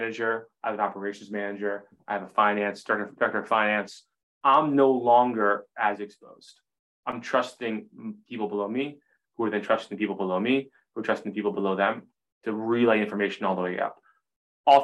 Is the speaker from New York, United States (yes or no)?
no; Maine, United States; 12-year-old boy growing up in Maine